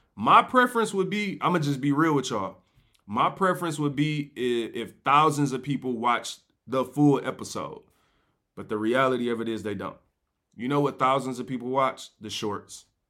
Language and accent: English; Detroit, Michigan, United States; I'm from Seven Mile